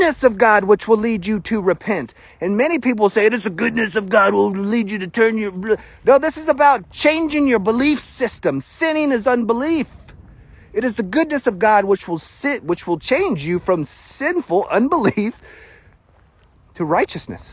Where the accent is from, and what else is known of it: United States; accent: country fried